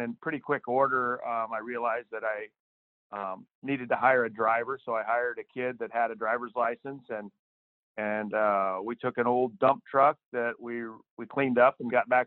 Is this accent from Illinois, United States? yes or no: yes; Central Illinois, United States; also born or lived in East Texas; I live in Central Illinois. I grew up here in a rural area